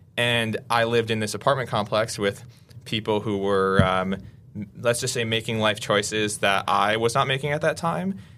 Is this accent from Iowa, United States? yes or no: no; Waukesha, Wisconsin, United States; moved away as an adult; I grew up in Waukesha, um, and my family has been in Waukesha for three or four generations now